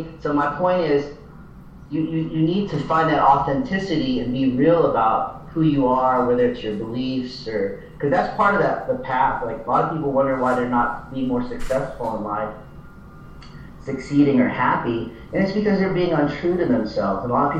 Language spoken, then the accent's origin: English; the Bible Belt, United States; I grew up here in the Bible Belt